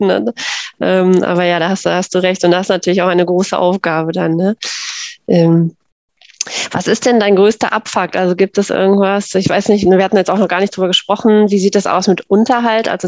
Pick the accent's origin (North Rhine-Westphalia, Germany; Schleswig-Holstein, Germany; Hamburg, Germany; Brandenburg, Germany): North Rhine-Westphalia, Germany; ich komme ja auch aus NRW